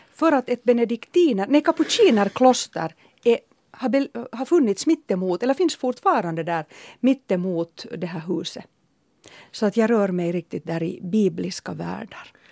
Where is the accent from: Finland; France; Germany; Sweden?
Finland; Helsinki, Uusimaa; jag är uppvuxen i Töle och för mig har naturen varit Hesperiaparken med hästkastanjerna